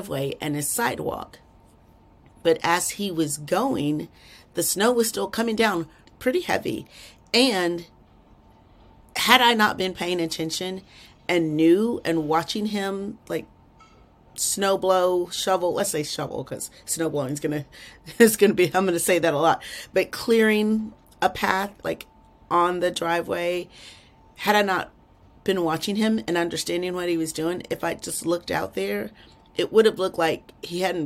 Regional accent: Texas, United States; I'm from Texas

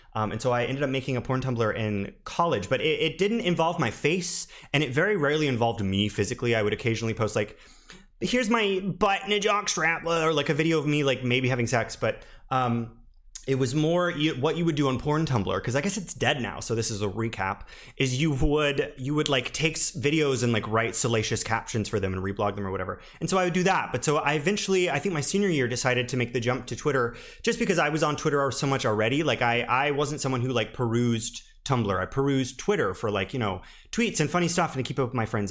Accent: the South, United States; moved away; I'm originally from the South

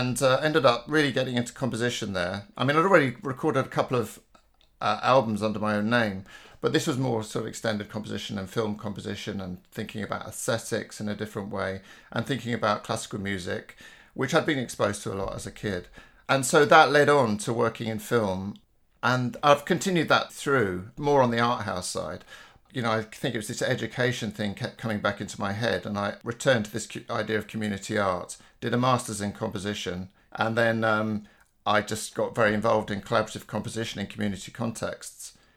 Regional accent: London, United Kingdom; I grew up in Islington.

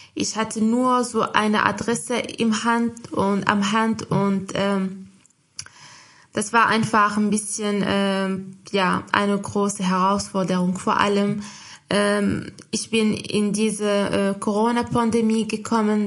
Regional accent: Morocco; German is a second language; moved away as an adult; now in Germany; in meinem Heimatland, also in marokkanischen, in meiner Muttersprache

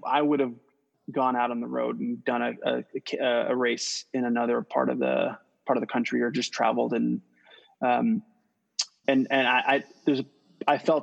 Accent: St. Croix, U.S. Virgin Islands; moved away; So I'm born and raised in St. Croix, U.S. Virgin Islands

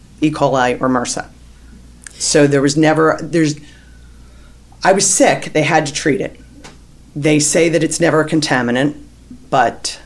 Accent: Narberth, Pennsylvania, United States; I'm from the Philadelphia area, Narberth, Pennsylvania

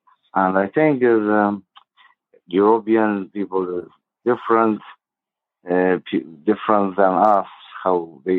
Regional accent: Jerusalem, Palestine; English is a second language; I'm … from Jerusalem. I was born in the desert of Jerusalem, east of Jerusalem. And the Bedouin is old culture of Arabian.

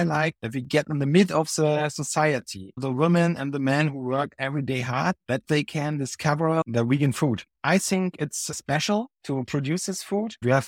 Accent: Mecklenburg-Vorpommern, Germany; I grew up in Mecklenburg-Vorpommern. That's why I can speak the language of the village and I can speak the language of the big city.

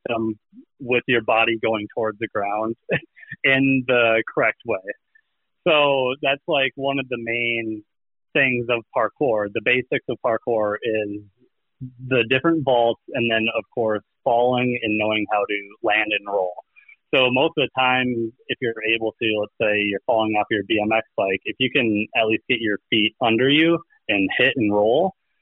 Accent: Minnesota, United States; born and raised in Minnesota

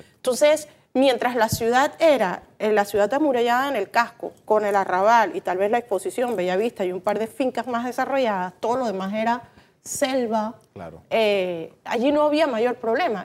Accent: Panama; ya no somos la ciudad de Intremuro con fincas, ahora somos una urbe consolidada

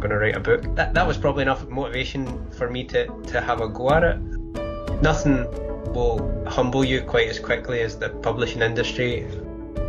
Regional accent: Wishaw, Scotland, United Kingdom; now in Glasgow, United Kingdom; I grew up in Wishaw, which is a smaller town, and I live in the city centre now

